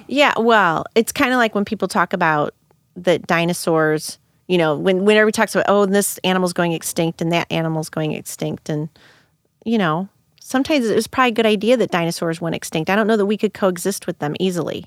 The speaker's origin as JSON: {"language": "English", "town": "Hillsboro", "country": "United States", "said": "I'm from Hillsboro"}